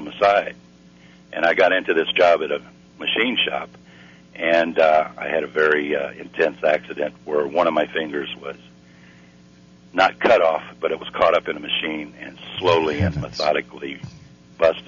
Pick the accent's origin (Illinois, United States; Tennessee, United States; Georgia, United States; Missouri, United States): Missouri, United States; I'm from Missouri